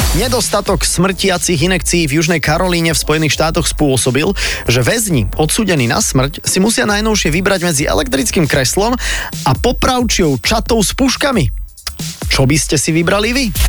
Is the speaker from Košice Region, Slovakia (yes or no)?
no; Bratislava, Bratislava Region, Slovakia; my sme z Bratislavy